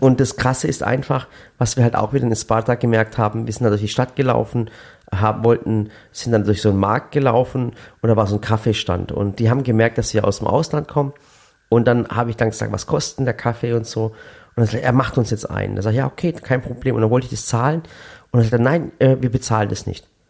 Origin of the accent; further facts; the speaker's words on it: Sinop, Turkey; now in Germany; ich komme nicht aus Düsseldorf, sondern aus, aus Sinop, aber aus der Schwarzmeerregion